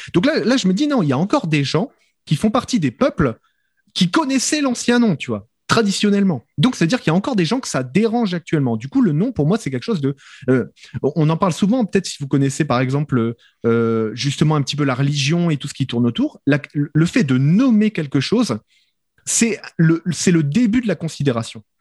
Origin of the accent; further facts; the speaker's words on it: France; moved away; je suis français de France